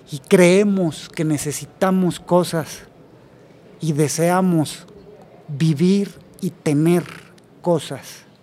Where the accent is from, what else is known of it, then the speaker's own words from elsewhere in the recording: Tampico, Tamaulipas, Mexico; yo soy originario de provincia, soy de Tampico, Tamaulipas.